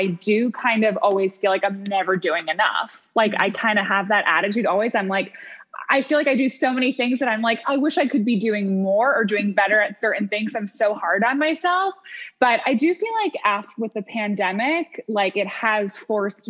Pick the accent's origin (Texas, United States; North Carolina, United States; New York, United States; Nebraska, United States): New York, United States; upstate; now in New York City, United States; We were both from upstate New York.